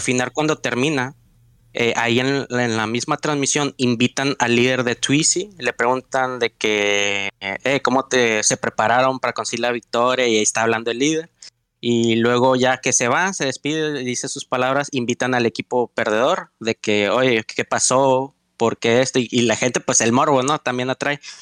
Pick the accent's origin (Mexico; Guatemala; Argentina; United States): Mexico; los mexicanos somos monos